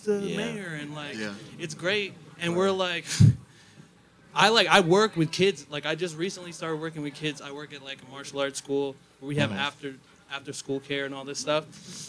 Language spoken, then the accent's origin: English; Paterson, New Jersey, United States; I'm from Paterson, New Jersey.